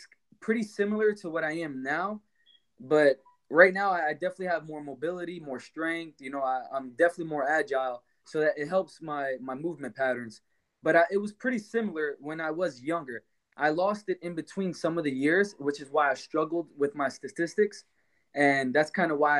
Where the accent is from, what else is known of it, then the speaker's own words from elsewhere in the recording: Jersey City, New Jersey, United States; also born or lived in Texas; I was born and raised in Jersey City